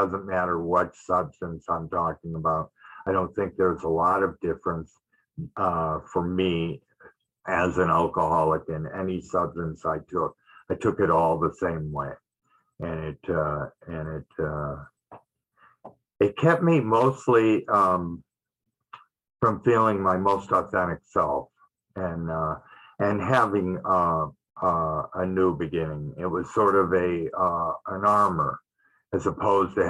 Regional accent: Detroit, Michigan, United States; I grew up in Detroit, Michigan

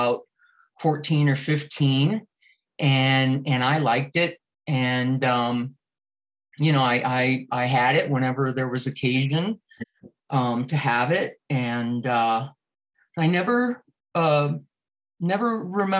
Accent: South Florida, United States; also born or lived in Cuba; So my parents, who were in their early 30s, left Cuba and came to South Florida with myself, who was just about to turn 5

